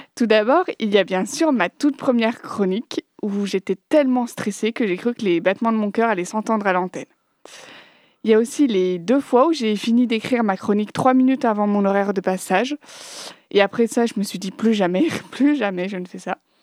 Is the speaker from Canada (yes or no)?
no; Nantes, Pays de la Loire, France; Je suis de Nantes